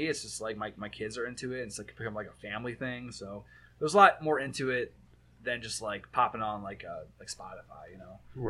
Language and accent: English; Michigan, United States; I'm from Michigan